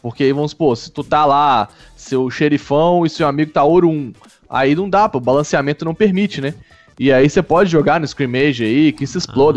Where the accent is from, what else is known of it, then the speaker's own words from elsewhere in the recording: Brazil; como um bom brasileiro